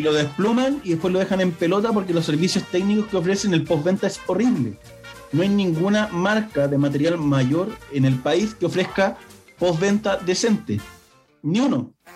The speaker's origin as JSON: {"language": "Spanish", "country": "Chile"}